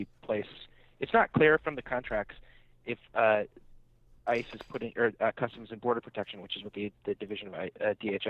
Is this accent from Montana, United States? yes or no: no; the Bay Area, California, United States; moved away; I'm from the Bay